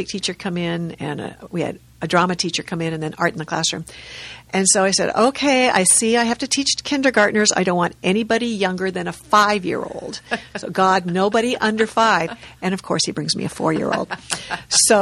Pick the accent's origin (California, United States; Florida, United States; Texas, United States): California, United States; La Cañada Flintridge; I grew up in La Cañada, which is kind of I don't know if it's east or west, but it's next to Pasadena